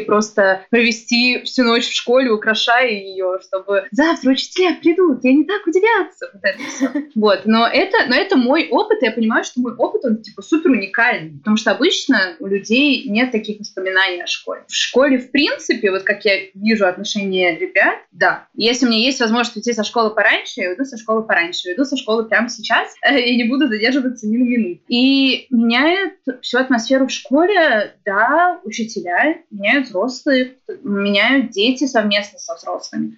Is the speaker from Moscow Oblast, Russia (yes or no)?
yes; Naro-Fominsk, Moscow Oblast, Russia; moved away as an adult; now in Glazok, Russia; я же родом из Нарфаминска, а Нарфаминска это очень близко к Калужской области